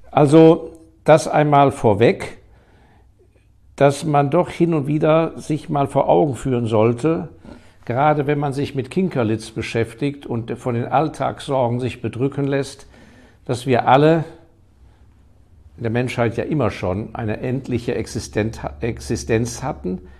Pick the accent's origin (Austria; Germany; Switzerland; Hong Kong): Hong Kong; Ich hatte das große Glück, dass ich in meiner Jugend ja in Hongkong aufgewachsen bin, weil mein Vater da auf Posten war.